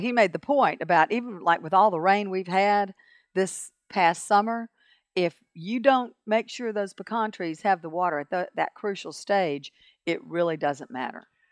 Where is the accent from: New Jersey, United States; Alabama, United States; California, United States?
Alabama, United States; Montgomery; I grew up in Montgomery